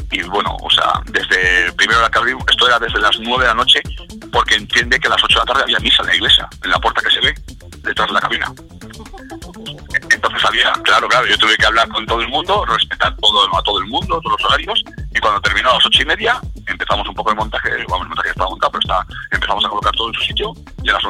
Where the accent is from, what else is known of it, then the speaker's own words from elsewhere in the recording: Alicante, Valencian Community, Spain; born there; yo nací en Alicante, mucha gente no lo sabe, entonces tenemos casa allí.